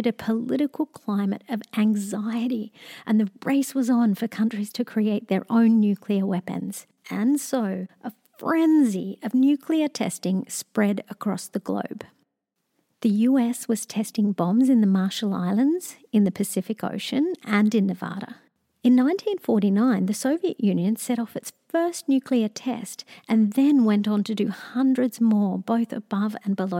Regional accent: Australia; As an Australian

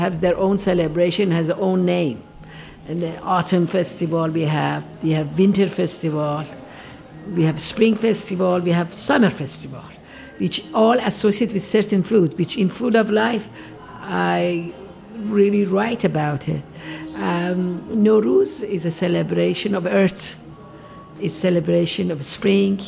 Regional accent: Tehran, Tehran Province, Iran; English is a second language; moved away as an adult; now in United States; I'm from Tehran

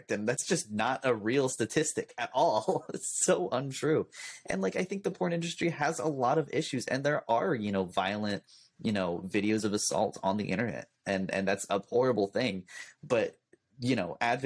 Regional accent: California, United States; as a Californian, that's one of our superpowers. Is we speak really quickly. It's just kind of part of our accent

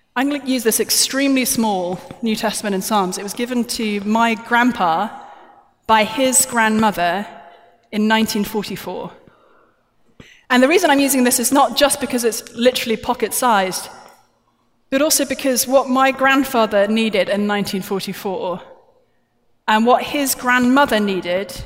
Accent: United Kingdom; I'm British

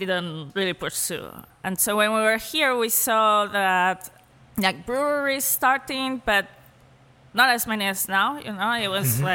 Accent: Madrid, Community of Madrid, Spain; English is a second language; moved away as an adult; also born or lived in Paris; now in United States; I grew up in Madrid, which is a big city

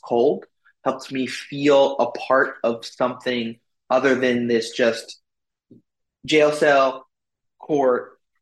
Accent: Oakland, California, United States; I'm literally in the neighborhood that I grew up with, you know, or just south of the neighborhood I grew up with here in Oakland

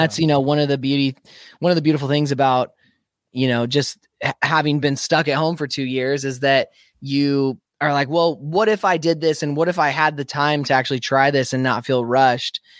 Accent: Spokane, Washington, United States; moved away; my hometown where I grew up, Spokane, Washington

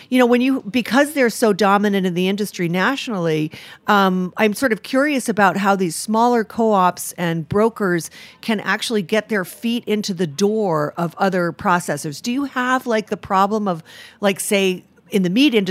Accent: Rhode Island, United States; I'm from Rhode Island, and I actually live there most of the time now

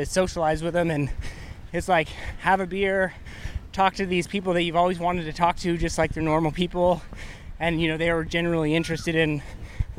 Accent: the Northwest, Pacific Northwest, United States; I grew up in the Northwest

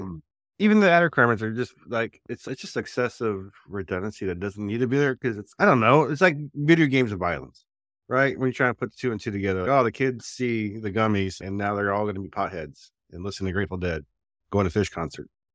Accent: New Jersey, United States; when I was growing up in Jersey

